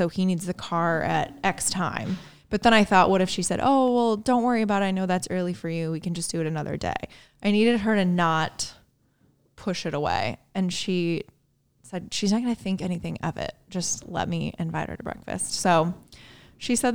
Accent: Indiana, United States; born or raised there; moved away

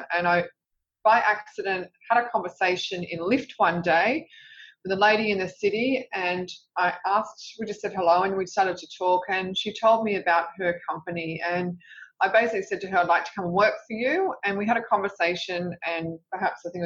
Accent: Sydney, New South Wales, Australia; I grew up in Revesby Heights, which is a suburb in southwest Sydney

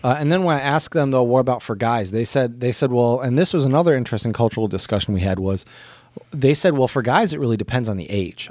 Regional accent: United States; moved away; as an American

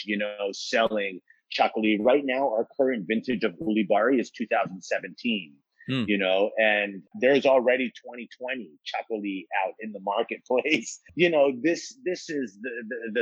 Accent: United States; also born or lived in Seville, Spain; I grew up here in the States

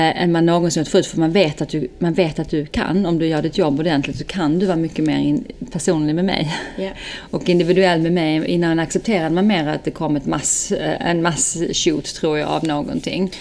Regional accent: Skåne, Sweden; now in Stockholm, Sweden; född och uppväxt i Skåne

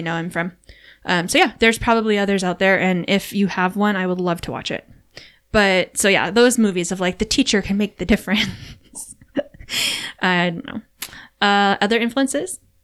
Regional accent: Hawaii, United States; moved away; also born or lived in California; growing up in Hawaii where it kind of felt like summer often

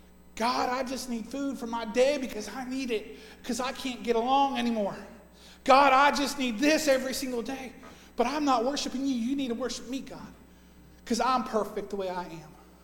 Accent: Scotland, United Kingdom; Because you don't realize that I'm Scottish. And if I'm Scottish, I have a temper like crazy

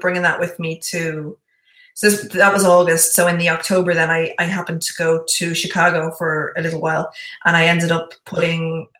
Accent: Bray, Leinster, Ireland; It was in my hometown today.

